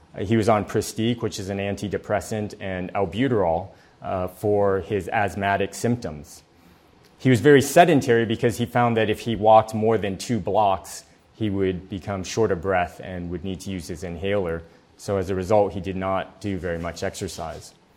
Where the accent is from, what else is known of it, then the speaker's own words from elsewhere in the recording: San Diego, California, United States; I grew up here in San Diego